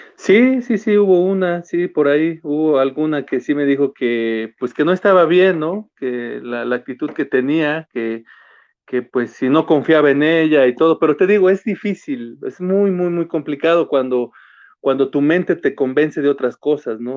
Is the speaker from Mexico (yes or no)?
yes; Mexico; yo vengo de barrio, vengo de ahí de, crecí en Altavista